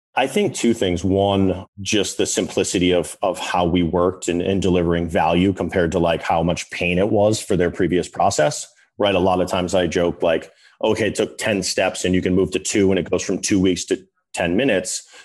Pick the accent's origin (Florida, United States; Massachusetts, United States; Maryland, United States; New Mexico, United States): Massachusetts, United States; Boston; I'm from Boston, North Shore